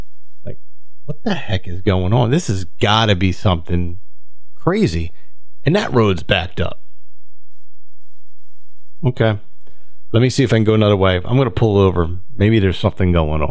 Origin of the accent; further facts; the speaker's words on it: Delran, New Jersey, United States; I grew up in Del Ran